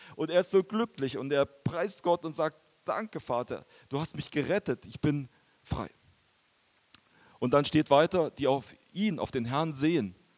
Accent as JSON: {"language": "German", "region": "Bavaria", "country": "Germany", "also_born_or_lived": "Japan", "moved": "yes", "said": "ich komme eigentlich aus Bayern"}